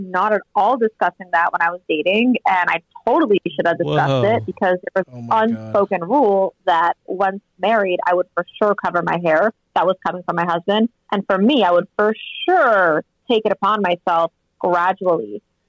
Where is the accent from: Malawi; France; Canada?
France; I was actually born and raised in France. Thank God I don't have an accent, but my family's, like, ultra, ultra French.